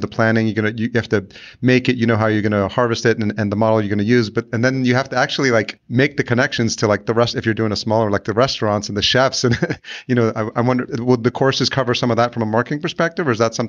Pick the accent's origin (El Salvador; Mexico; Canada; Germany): El Salvador; born there; because I'm Latino, I was born in El Salvador.